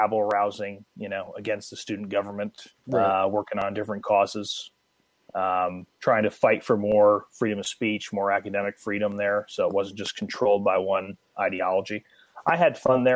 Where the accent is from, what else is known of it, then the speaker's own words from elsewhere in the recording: Connecticut, United States; moved away as an adult; now in Florida, United States; I grew up in the heart of darkness in Connecticut